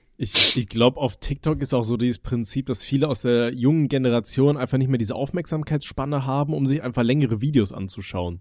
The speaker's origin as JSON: {"language": "German", "town": "Aachen", "region": "North Rhine-Westphalia", "country": "Germany", "tie": "born or raised there", "moved": "yes", "lives_now": "Palatinate, Germany", "said": "ich komme ja aus, aus NRW, also aus äh, Aachen ursprünglich"}